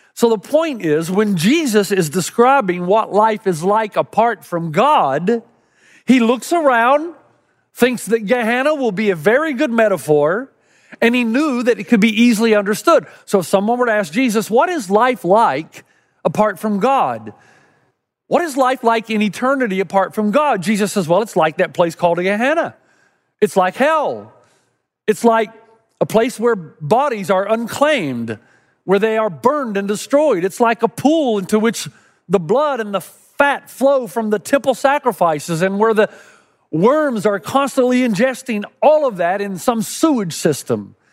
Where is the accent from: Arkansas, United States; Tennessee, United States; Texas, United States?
Tennessee, United States; Knoxville; Growing up in East Tennessee